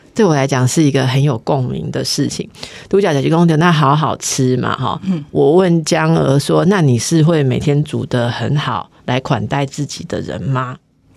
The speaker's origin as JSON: {"language": "Chinese", "region": "Taipei", "country": "Taiwan", "tie": "born or raised there", "said": "因为我一直都是台北人"}